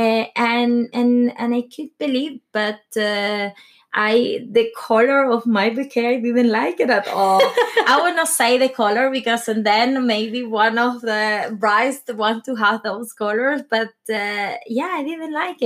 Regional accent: Venezuela; English is a second language; moved away as an adult; also born or lived in London / Spain; now in Norway; I grew up in Venezuela

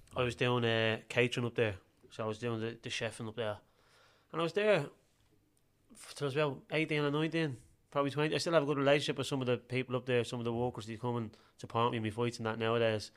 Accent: Dublin, Leinster, Ireland; I was born in Dublin's north inner city

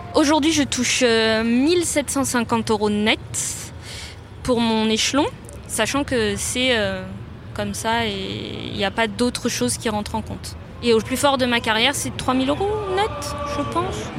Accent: Gentilly, Île-de-France, France; also born or lived in Cachan; J'ai vécu en cité à Gentilly et euh, j'ai suivi ma scolarité dans le public. Mon collège était un collège REP à l'époque. Après, j'ai fait la carte scolaire et je suis allée dans un lycée à Cachan

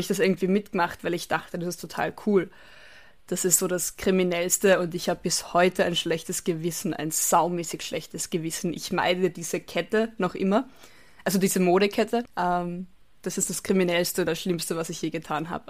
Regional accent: Carinthia, Austria; moved away; also born or lived in Bavaria, Germany; meinem Heimatort

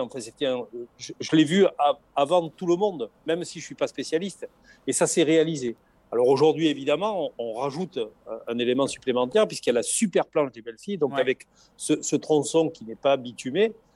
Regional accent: the South, southern France, France; accent: chantant (southern); Nous, chez nous, dans, le Sud

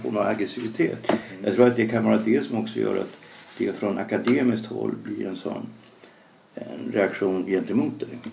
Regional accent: Sweden; som svensk

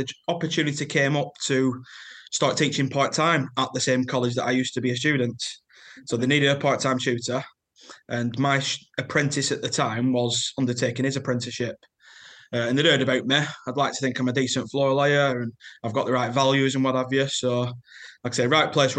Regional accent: Lancashire, North West England, United Kingdom; As you can tell from my accent, I'm from Lancashire.

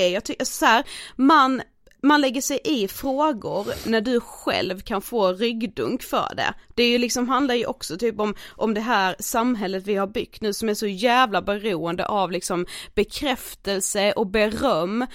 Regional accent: Karlshamn, Blekinge, Sweden; moved away; jag har varit eh, hemma i Karlshamn

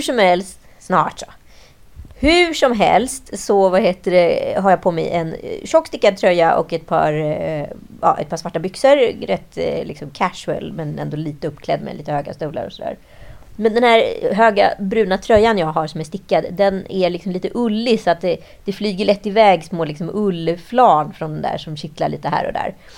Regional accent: Mälardalen, Sweden; vi är ju från Mälardalen, gnällbältets finest

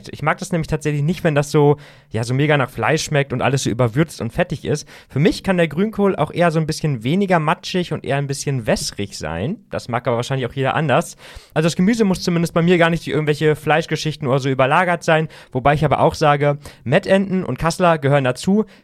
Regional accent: Bremen, Germany; Okay, als Bremer muss ich jetzt wirklich sagen, das ist ein sehr schönes, verbindendes Schlusswort

